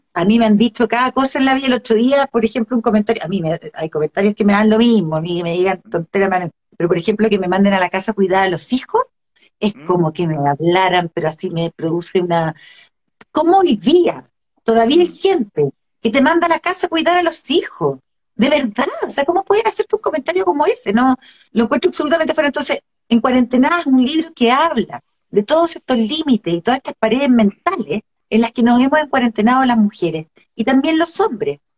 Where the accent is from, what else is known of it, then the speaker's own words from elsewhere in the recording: Chile; lo que somos como, como chilenos